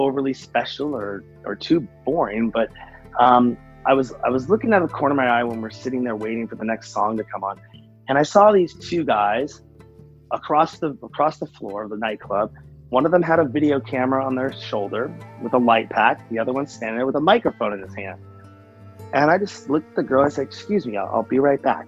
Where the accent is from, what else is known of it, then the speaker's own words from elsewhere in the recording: Seattle, Washington, United States; I'm from Seattle, Washington